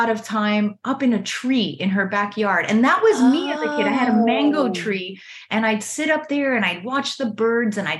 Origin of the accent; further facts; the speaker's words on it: Miami, Florida, United States; I grew up in Miami, Florida, an area called Little Havana